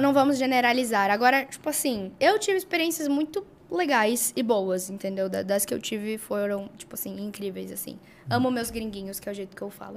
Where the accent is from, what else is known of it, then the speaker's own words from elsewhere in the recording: Brazil; also born or lived in California; Eu sou brasileira